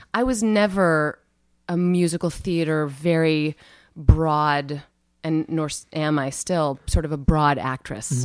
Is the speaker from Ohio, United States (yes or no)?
no; Cedar Falls, Iowa, United States; I grew up in Cedar Falls, Iowa, very small Midwestern town